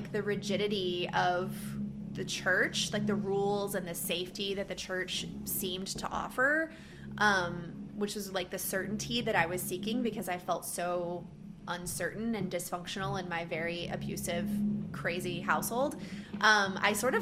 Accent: Texas, United States; moved away as an adult; also born or lived in northeastern Minnesota; now in Minnesota, United States; I grew up in Texas and lived in Texas my whole life.

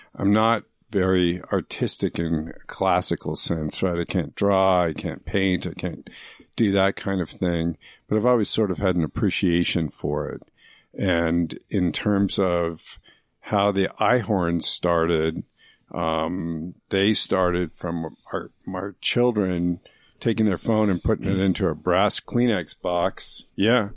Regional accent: Phoenix, Arizona, United States; also born or lived in Mineola, Long Island, New York; I was raised in Phoenix, Arizona

